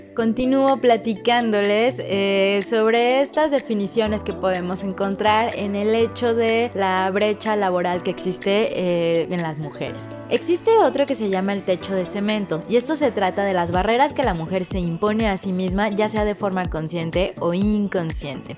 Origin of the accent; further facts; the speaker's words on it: Mexico; nosotras como mexicanas